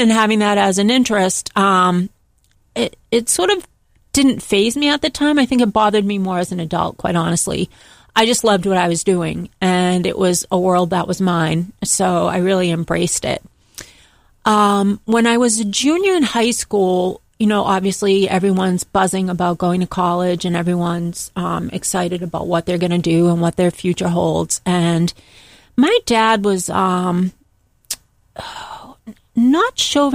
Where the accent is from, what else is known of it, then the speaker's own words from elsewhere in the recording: Boston, Massachusetts, United States; I'm from Boston, Massachusetts, and I am the oldest of three children, the only girl. And I grew up in a very modest family background